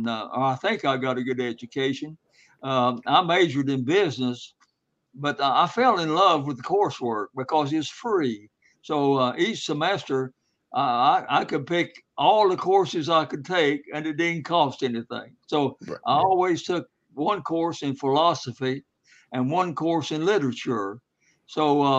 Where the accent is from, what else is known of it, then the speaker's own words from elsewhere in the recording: Black Mountains, North Carolina, United States; I was raised in the Black Mountains, where Mountain Mitchell is, on a hillside farm.